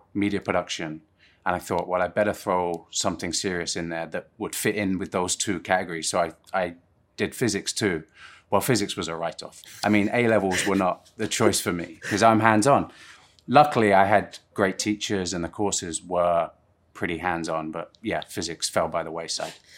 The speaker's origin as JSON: {"language": "English", "town": "Plymouth", "region": "South West England", "country": "United Kingdom", "tie": "born or raised there", "also_born_or_lived": "Surrey / Guildford", "moved": "yes", "said": "Plymouth is where I mostly grew up, uh, but obviously I'm, I'm from Surrey"}